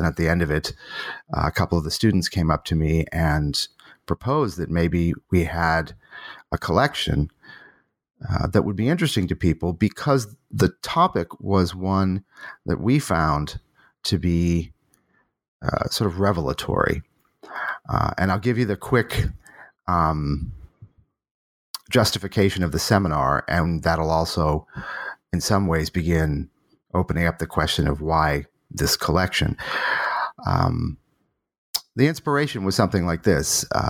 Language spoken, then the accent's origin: English; Boston, Massachusetts, United States; born there; I was born in Boston, was a typical sort of what you might call classical music nerd